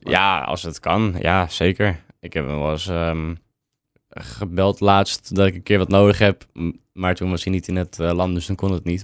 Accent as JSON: {"language": "Dutch", "town": "Purmerend", "region": "North Holland", "country": "Netherlands", "tie": "born or raised there", "said": "ik kom ook uit Purmerend, altijd gewoond."}